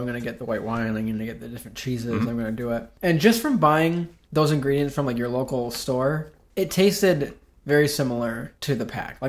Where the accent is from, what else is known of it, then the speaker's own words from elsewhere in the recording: Binghamton, New York, United States; moved away as an adult; now in Syracuse, United States; I'm from the Binghamton area. I moved to Syracuse with my friend Joel Barnett